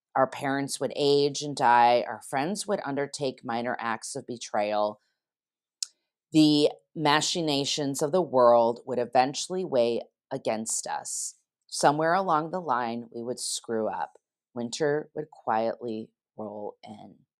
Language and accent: English; Geneva, Illinois, United States; my hometown of Geneva, Illinois